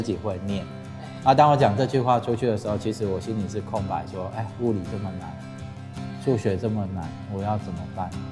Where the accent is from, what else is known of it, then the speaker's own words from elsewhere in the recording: Changhua County, Taiwan; moved away as an adult; also born or lived in Tainan; now in Taichung, Taiwan; 我本身是彰化人